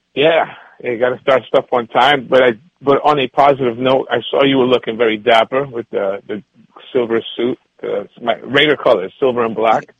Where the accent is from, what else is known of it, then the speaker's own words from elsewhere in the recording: New York City, New York, United States; growing up in New York City, the Bronx, I lived through that era